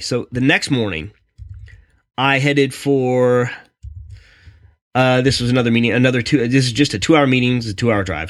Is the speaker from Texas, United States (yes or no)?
no; Raleigh, North Carolina, United States; I'm from Raleigh